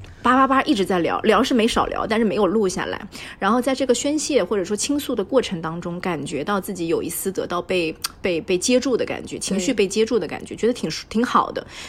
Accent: Zhejiang, China; 是对于我们浙江人来说，真的就是短途旅行或者度假的一个圣地。

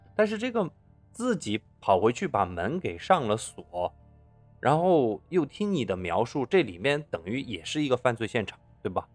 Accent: Sichuan, China; accent: Sichuanese; 跟我们四川话是差不多的

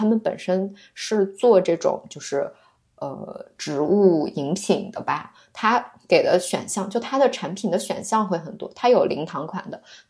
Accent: Yuncheng, Shanxi, China; 就我是山西的嘛，那我们山西运城的苹果

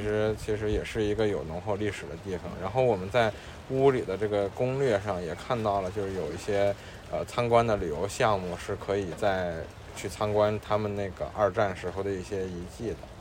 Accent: Beijing, China; 我们作为两个土生土长的北方人嗯，对，楠姐是天津，我是在北京

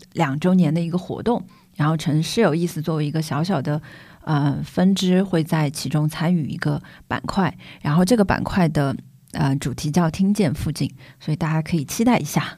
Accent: Chengdu, Sichuan, China; moved away as an adult; now in Shanghai, China; 因为我始终会觉得成都太熟悉了，它是我的家乡，嗯，而且成都这几年过速地发展，让我，让我本地人说实话有点不适

